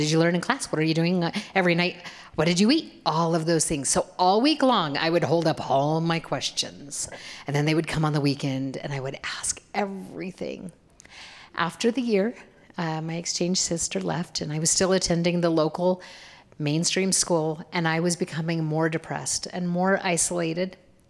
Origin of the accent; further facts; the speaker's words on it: Boise, Idaho, United States; I grew up here in Boise